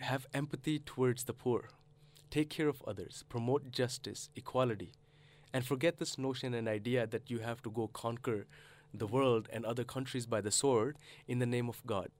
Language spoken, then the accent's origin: English; Canada; moved away as an adult; also born or lived in Karachi, Pakistan; now in Australia; I grew up in Canada, and I did my studies in Canada